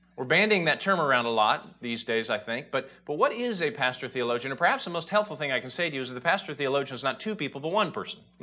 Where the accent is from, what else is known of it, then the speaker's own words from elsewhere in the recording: Indiana, United States; now in Chicago, United States; we're originally from Indiana